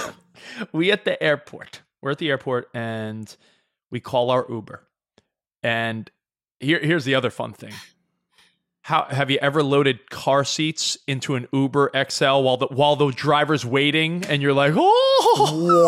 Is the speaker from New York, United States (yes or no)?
yes; New York, United States; moved away as an adult; now in Los Angeles, United States; I lived in New York thirty-five years of my life. I've been out in Los Angeles seven years. I know I'm forty-two.